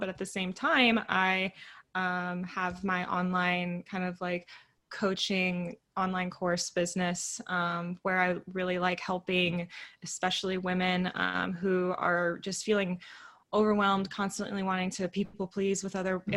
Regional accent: Northern California, United States; the small town that i grew up in and so coming back and then moving to Southern California because I'm from Northern California

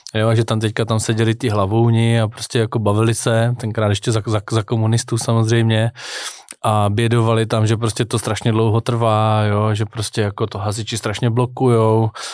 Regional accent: Czechia; my jako Češi

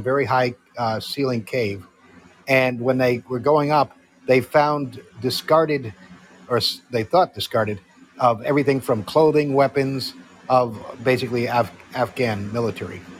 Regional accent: Connecticut, United States; I'm from Connecticut.

